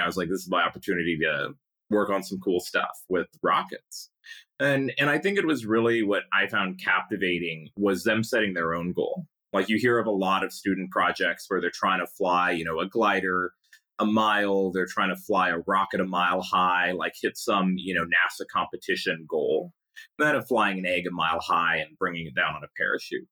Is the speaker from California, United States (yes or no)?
yes; Pasadena, California, United States; growing up in Pasadena